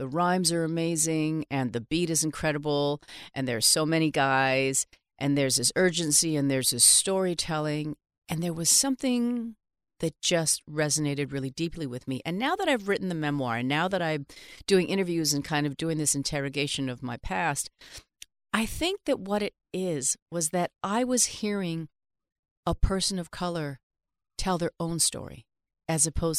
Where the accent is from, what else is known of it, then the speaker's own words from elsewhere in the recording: Vancouver, British Columbia, Canada; now in New York, United States; born and raised in Vancouver.